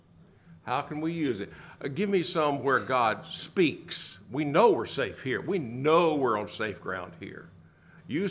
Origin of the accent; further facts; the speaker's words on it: the hills of Tennessee, United States; Growing up in the South on Sunday mornings down in the hills of Tennessee